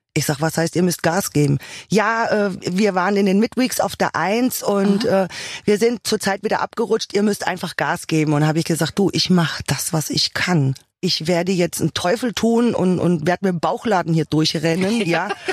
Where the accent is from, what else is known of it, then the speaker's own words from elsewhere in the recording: Hesse, Germany; Zu Hause bin ich da, wo ich geboren bin. In Hesse